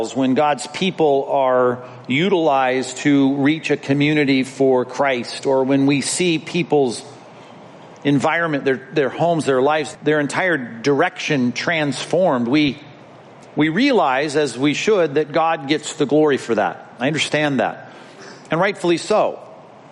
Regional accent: Long Beach, California, United States; as a child growing up in Long Beach when the Grand Prix came to our town

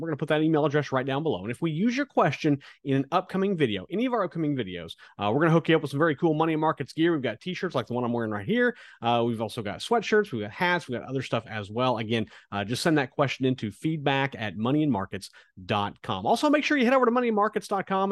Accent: Kansas, United States; now in South Florida, United States; I'm from Kansas

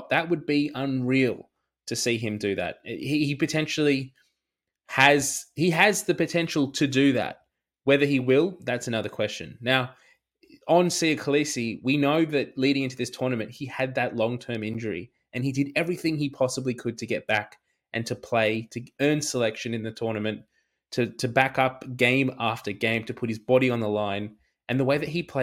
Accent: Australia; as an Australian

